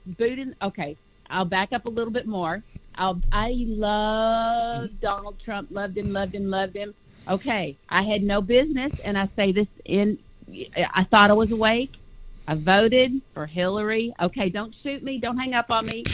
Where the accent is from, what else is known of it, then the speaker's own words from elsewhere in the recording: Dallas, Texas, United States; also born or lived in California; now in Huntington Beach, United States; I actually was born here. I was raised in Texas, but I was born here in California